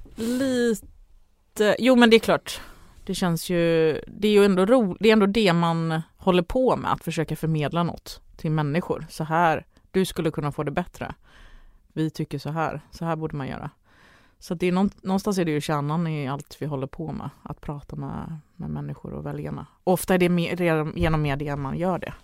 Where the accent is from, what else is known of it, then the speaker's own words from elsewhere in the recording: Ängelholm, Skåne, Sweden; jag är född i Ängelholm då, så det var ju någon, någon flyktingbostäder där